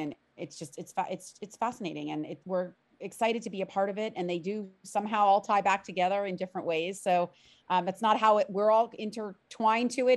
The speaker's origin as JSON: {"language": "English", "town": "Miami", "region": "Florida", "country": "United States", "tie": "born or raised there", "said": "I'm a born and raised native of, of South Florida, of Miami"}